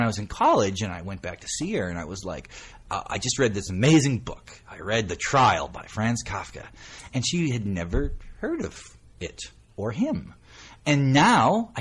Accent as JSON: {"language": "English", "region": "North Dakota", "country": "United States", "tie": "born or raised there", "also_born_or_lived": "Akron, Ohio", "moved": "as an adult", "said": "there just aren't a lot of writers from North Dakota. Now, weirdly, there's two from my hometown"}